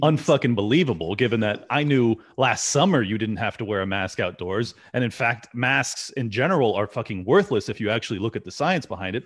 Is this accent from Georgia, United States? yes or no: no; California, United States; moved away as an adult; I'm sadly born and raised in California